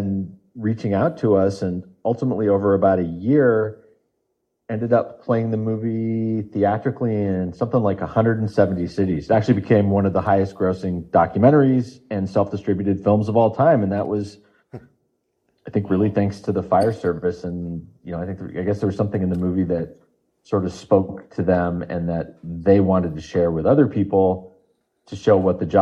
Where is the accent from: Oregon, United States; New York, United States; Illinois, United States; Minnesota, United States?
Oregon, United States; now in Los Angeles, United States; I'm from Oregon